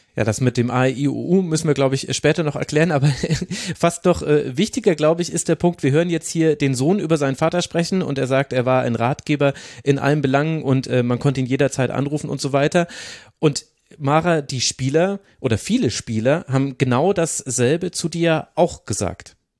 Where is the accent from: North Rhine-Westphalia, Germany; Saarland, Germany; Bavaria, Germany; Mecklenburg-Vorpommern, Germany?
Bavaria, Germany; near Bad Windsheim; moved away; da bin ich ursprünglich mal aufgewachsen da in der Nähe